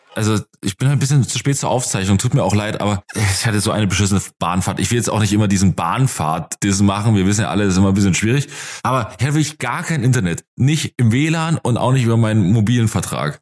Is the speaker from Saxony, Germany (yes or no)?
yes; Lusatia, Saxony, Germany; born or raised there